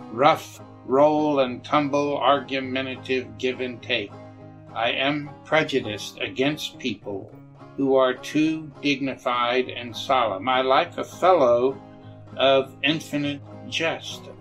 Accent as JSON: {"language": "English", "country": "Germany", "tie": "born or raised there", "said": "I'm more of a beer person growing up in Germany."}